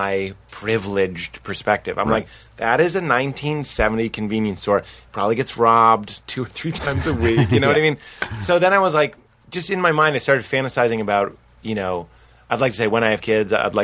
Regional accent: Boston, Massachusetts, United States; I'm from Boston

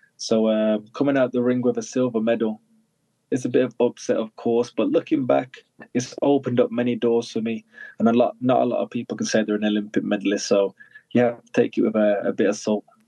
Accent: United Kingdom; born or raised there

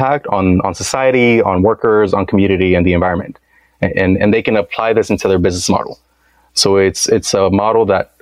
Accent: Dallas, Texas, United States; moved away as an adult; also born or lived in Washington, District of Columbia, United States; I'm back here in my hometown in Dallas

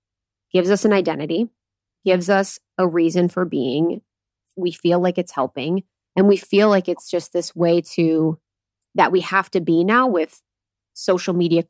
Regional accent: India; Because in my home country of India, I saw the most tragic experiences

